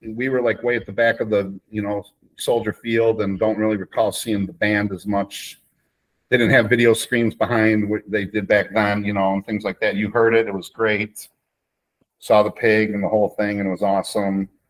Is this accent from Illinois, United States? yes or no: yes; Chicago, Illinois, United States; I'm from Chicago